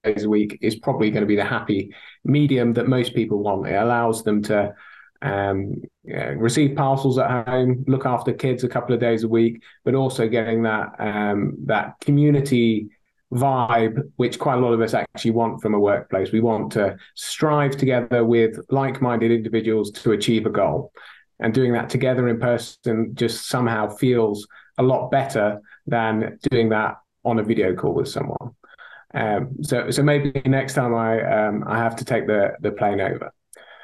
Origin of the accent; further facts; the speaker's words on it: United Kingdom; accent: thick British; now in Rotterdam, Netherlands; my thick British accent, Michelle. I actually live in Rotterdam these days